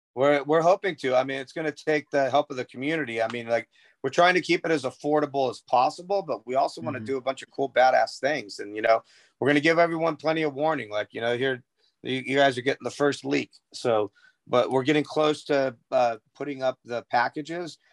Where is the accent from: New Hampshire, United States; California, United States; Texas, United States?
California, United States; Southern; I grew up in Southern California